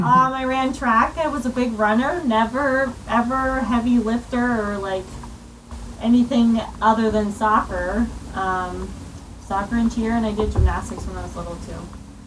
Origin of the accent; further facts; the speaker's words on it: Cape Coral, Florida, United States; also born or lived in Pennsylvania; I'm 24. I'm from Cape Coral. I lived in Pennsylvania for like 2 years, but that doesn't really count. It was in elementary school, but basically I'm from here.